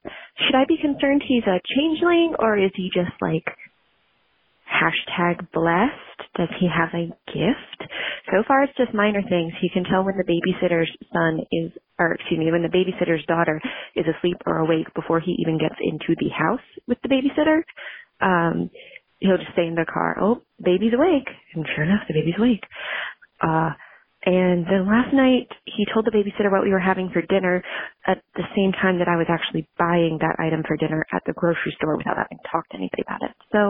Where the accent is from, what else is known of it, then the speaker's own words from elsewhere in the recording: Richmond, Virginia, United States; I'm from Richmond, Virginia.